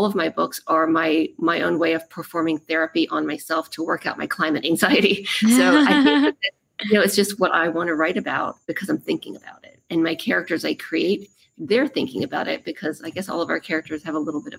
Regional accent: Maryland, United States; moved away; I'm from Maryland, so it's going to be some home turf

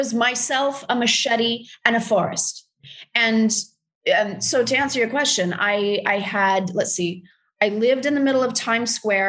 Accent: Texas, United States; moved away; I'm from Texas.

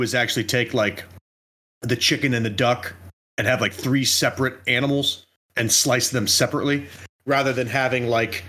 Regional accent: United States; I'm American.

